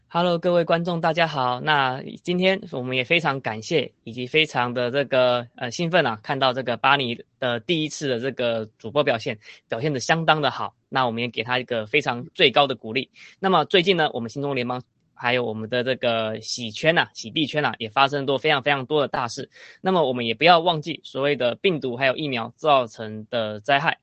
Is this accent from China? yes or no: no; Taiwan; 我身为台湾人，我从小在台湾身上长大